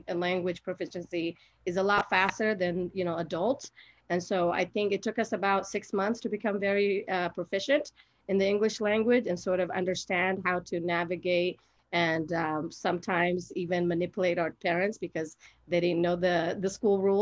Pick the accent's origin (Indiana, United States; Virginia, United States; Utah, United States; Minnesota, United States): Utah, United States; Salt Lake City; also born or lived in Somalia / Kenya; I grew up in Rose Park. I went to West High School.